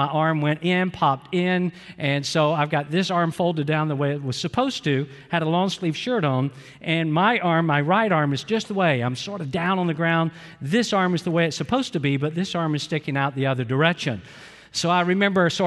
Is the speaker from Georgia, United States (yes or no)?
yes; Atlanta, Georgia, United States; also born or lived in Valdosta, Georgia; I grew up in Atlanta, Georgia